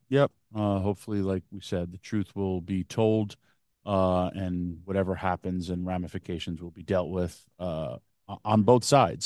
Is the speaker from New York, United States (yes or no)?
yes; Yonkers, New York, United States; in my hometown